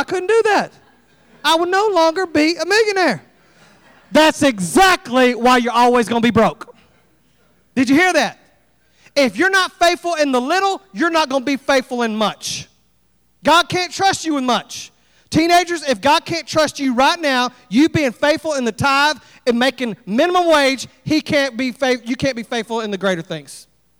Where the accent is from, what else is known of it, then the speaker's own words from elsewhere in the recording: Texas, United States; I couldn't carry here. I'm from Texas, and I carry